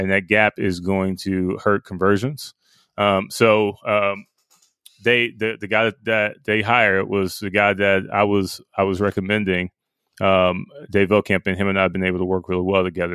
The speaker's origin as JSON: {"language": "English", "town": "Pickens", "region": "Mississippi", "country": "United States", "tie": "born or raised there", "said": "I grew up in Pickens"}